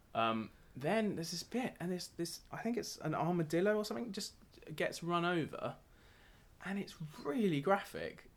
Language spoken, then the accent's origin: English; United Kingdom; as a Brit